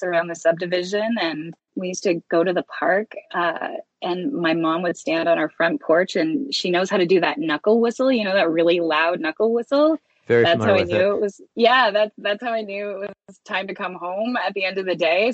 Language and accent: English; Wallaceburg, Ontario, Canada; moved away as an adult; also born or lived in Tokyo, Japan; now in Toronto, Canada; I am from a really small town down kind of between London and Windsor called Wallaceburg, Ontario.